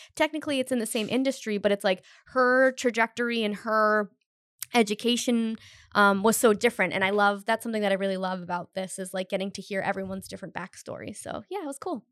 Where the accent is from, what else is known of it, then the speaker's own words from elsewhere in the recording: Cumberland, United States; I'm from Cumberland